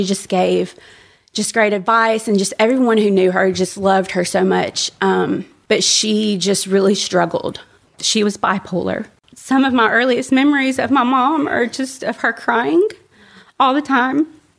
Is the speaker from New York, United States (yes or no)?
no; Birmingham, Alabama, United States; So I was born and raised in Birmingham, but I didn't have, I guess, what I would think of as a typical like Bible Belt upbringing.